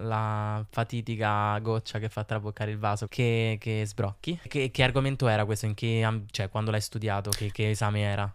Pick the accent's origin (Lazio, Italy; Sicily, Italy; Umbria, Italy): Lazio, Italy; Rome; accent: Roman; ero abbastanza romano, ma d'altronde sono romano